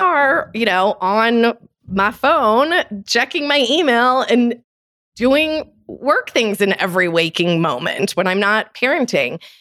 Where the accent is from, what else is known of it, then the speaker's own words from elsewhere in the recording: Detroit, Michigan, United States; now in Colorado, United States; I live in Colorado now, which is a very scenic place, but I grew up outside of Detroit, Michigan